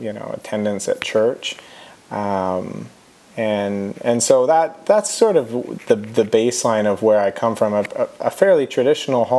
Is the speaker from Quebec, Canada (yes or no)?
no; Hanover, Ontario, Canada; We grew up in Bruce County, Ontario